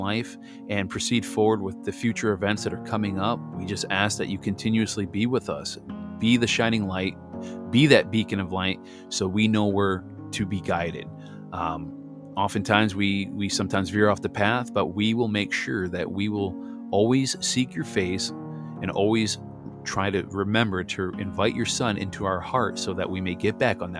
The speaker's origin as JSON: {"language": "English", "region": "Missouri", "country": "United States", "tie": "born or raised there", "said": "I was born in Missouri."}